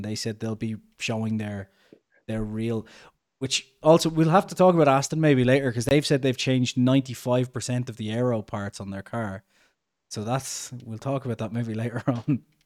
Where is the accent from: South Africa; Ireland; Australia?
Ireland; we're both Irish